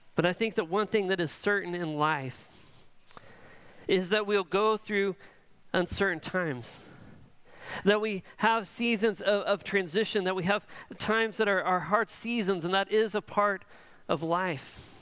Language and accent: English; Edmond, Oklahoma, United States; I grew up in Edmond